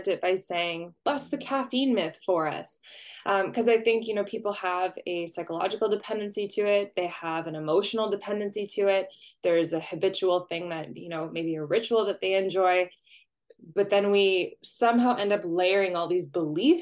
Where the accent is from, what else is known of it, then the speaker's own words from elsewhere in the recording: Canada; I'm Canadian